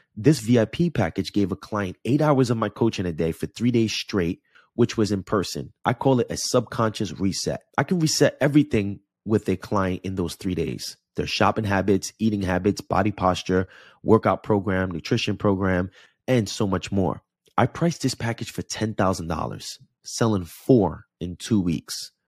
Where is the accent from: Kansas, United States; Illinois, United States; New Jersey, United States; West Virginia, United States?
New Jersey, United States; Jersey City; now in Los Angeles, United States; Jersey City, New Jersey is my hometown